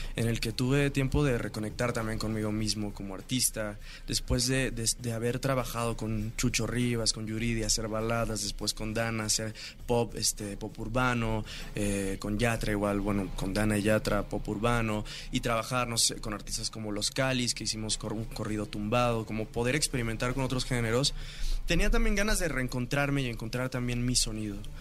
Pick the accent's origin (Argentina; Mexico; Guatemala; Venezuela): Mexico; Mexico City; yo crecí aquí en la Ciudad de México